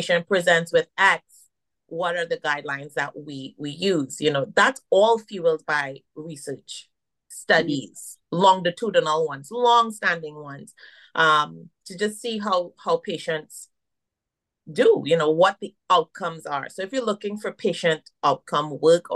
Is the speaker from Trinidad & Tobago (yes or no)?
yes; Trinidad & Tobago; moved away as an adult; now in United States; I was born here and I left around four and I moved to Trinidad. That's where my mom is from and my dad is from Jamaica. So I am a Caribbean woman. I identify as that. You can hear it. I can't hide it. That's where I was raised.